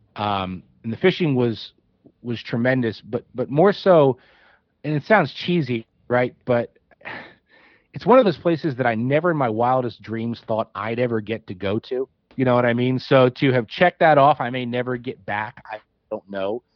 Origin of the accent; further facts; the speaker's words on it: outside of Trenton, New Jersey, United States; moved away as an adult; now in Pennsylvania, United States; I grew up outside of Trenton, New Jersey, and geographically that's right across the river from PA.